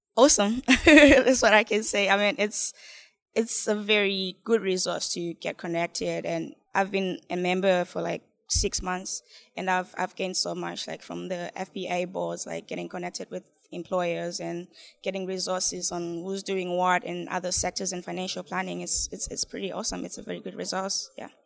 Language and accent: English; Zimbabwe; moved away as an adult; I'm an international student, and from, like, I'm from Zimbabwe